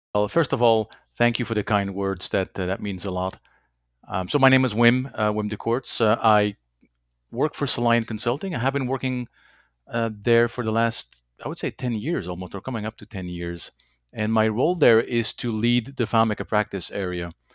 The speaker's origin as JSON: {"language": "English", "country": "Belgium", "tie": "born or raised there", "also_born_or_lived": "Germany / Netherlands / United States / Bermuda", "first_language": "Dutch", "second_language": "English", "moved": "yes", "said": "Dutch is my, uh, native language, French, English, German. Um, there's a little bit of Latin in there somewhere, um, not enough to, uh, to really call it a language at this point. I have, I am born and raised in Belgium"}